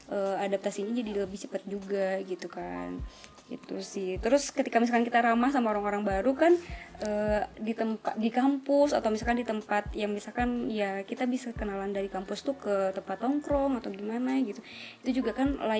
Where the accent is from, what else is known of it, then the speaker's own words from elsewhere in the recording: Purwakarta, West Java, Indonesia; moved away as an adult; now in Bandung, Indonesia; Ya, jadi uh … ini berasal dari kat, uh, dari kota Purwakarta yang merantau ke Bandung dengan alasan karena mau melanjutkan uh, perguruan tinggi.